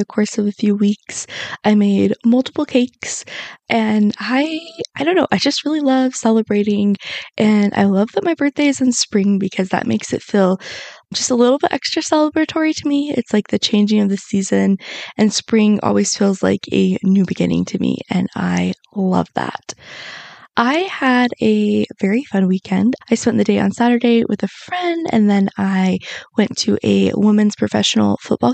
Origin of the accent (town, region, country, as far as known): Salt Lake City, Utah, United States; born or raised there